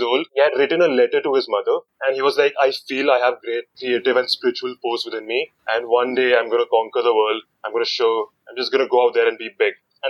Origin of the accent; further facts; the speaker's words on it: Mumbai, Maharashtra, India; moved away as an adult; now in Ahmedabad, India; So, I'm from Mumbai, basically.